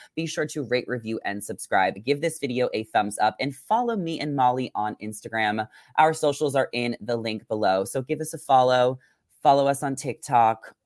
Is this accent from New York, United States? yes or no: yes; New York, United States; now in Los Angeles, United States; growing up in New York, I experienced all seasons.